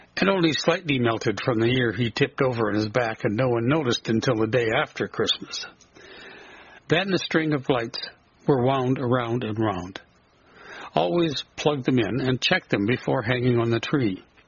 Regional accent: southern prairie of Alberta, Canada; born or raised there

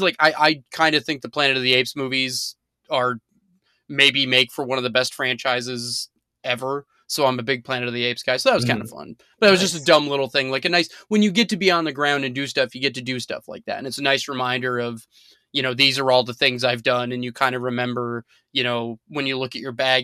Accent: Arizona, United States; moved away; I grew up in Arizona

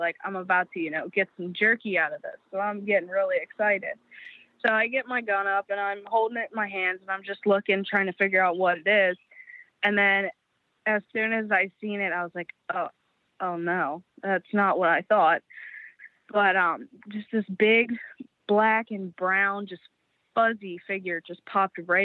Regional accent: Dauphin, PA, Pennsylvania, United States; I am from Dawson, PA, right at the bottom of Peters Mountain, right off the Appalachian Trail.

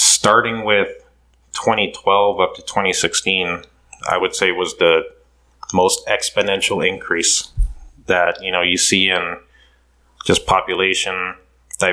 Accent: Curaçao; now in Idaho, United States; originally I'm from the island of Curacao.

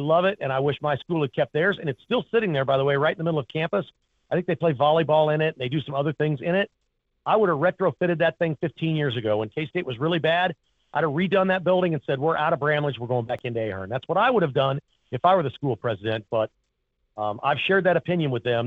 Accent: Kansas, United States; I grew up in Kansas and I live in Kansas.

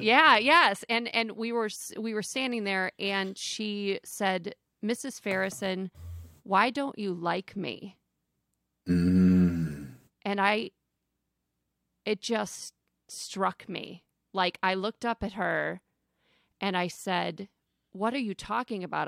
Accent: Flint, Michigan, United States; I'm from Flint, Michigan

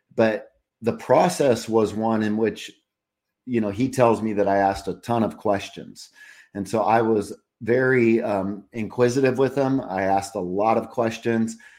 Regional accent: California, United States; now in Charlotte, United States; I grew up in California

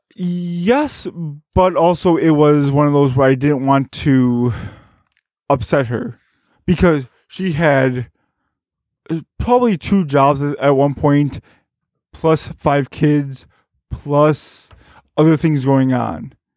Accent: Berwyn, Illinois, United States; also born or lived in Carbondale, Illinois; I am from, uh, Bern, Illinois, which is, uh, just outside of Chicago.

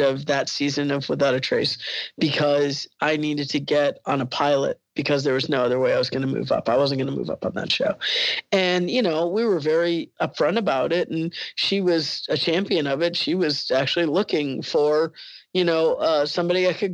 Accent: Alabama, United States; I went to high school in Alabama

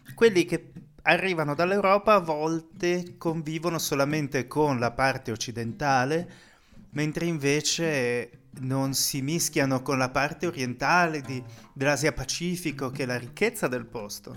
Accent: Pordenone, Friuli-Venezia Giulia, Italy; moved away as an adult; also born or lived in London / Dubai / Amsterdam; now in Madrid, Spain; vorrei ricreare qui la stessa dinamica che avevo a Pordenone

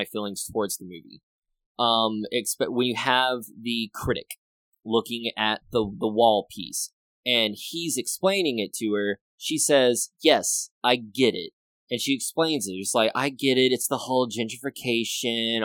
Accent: Grand Cane, Louisiana, United States; I grew up in Grand Cane, little tiny small village

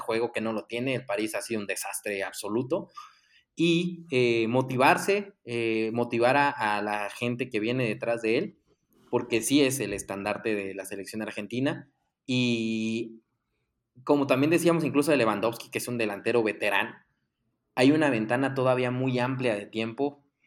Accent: Mexico; como mexicanos

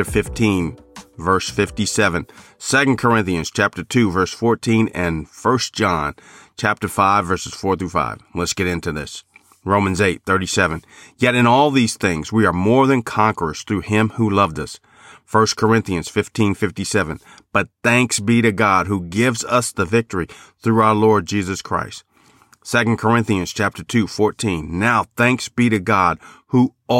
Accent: Chicago, Illinois, United States; Growing up in Chicago and living on the South Side, I would watch the White Sox.

